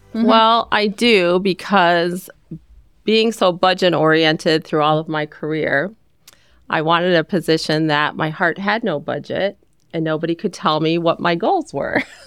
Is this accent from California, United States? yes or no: no; Ohio, United States; moved away as an adult; also born or lived in Northern Virginia; I grew up in Ohio